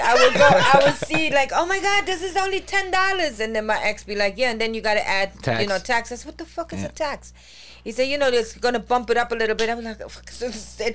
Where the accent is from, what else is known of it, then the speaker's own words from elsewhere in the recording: Germany; English is a second language; moved away; I'm born and raised in Germany